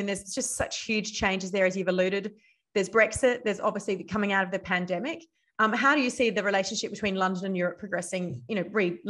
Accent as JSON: {"language": "English", "country": "Australia", "said": "as an Australian"}